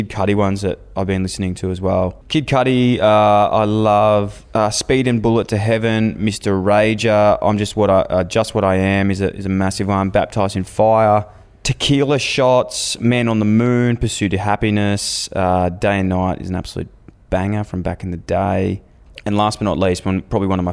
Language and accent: English; Australia; Growing up in Australia